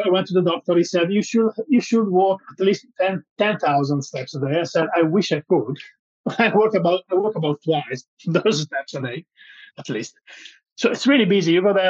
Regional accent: Italy; But I'm from Italy, so my background is pretty toxic about food.

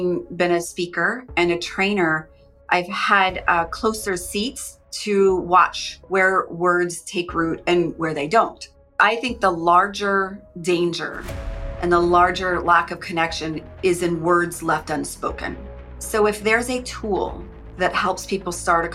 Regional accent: Phoenix, Arizona, United States; now in West Coast, United States; I grew up in Phoenix

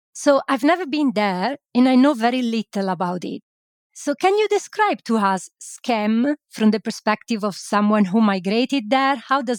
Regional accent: Italy; now in Lancashire, United Kingdom; I live in Lancashire and I am an Italian migrant myself.

